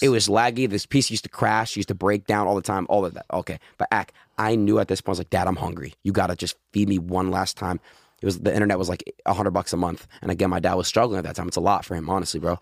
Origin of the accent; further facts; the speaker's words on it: Florida, United States; moved away; also born or lived in New York; I was born in Florida